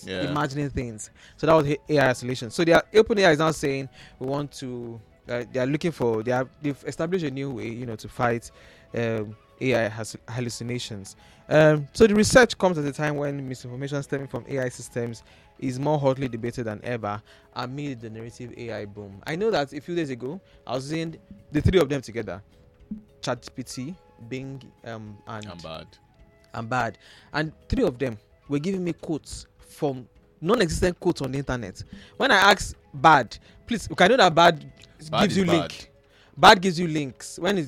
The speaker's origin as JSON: {"language": "English", "country": "Nigeria", "said": "I mean, as a Nigerian, why are you doing one job?"}